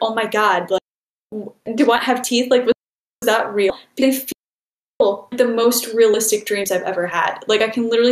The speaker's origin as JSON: {"language": "English", "region": "Michigan", "country": "United States", "tie": "born or raised there", "also_born_or_lived": "Illinois", "moved": "as an adult", "said": "I'm originally from Michigan"}